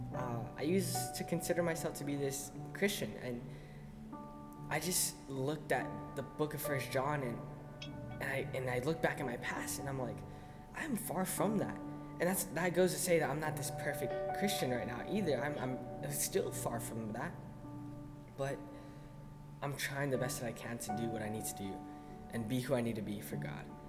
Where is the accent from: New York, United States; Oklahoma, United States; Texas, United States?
Texas, United States; El Paso; moved away as an adult; now in Arizona, United States; I grew up in El Paso, Texas, but I'm here now